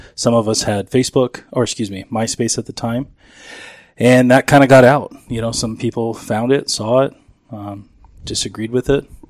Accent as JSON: {"language": "English", "town": "Chandler", "region": "Arizona", "country": "United States", "tie": "born or raised there", "also_born_or_lived": "San Francisco, California", "said": "Grew up down South Chandler"}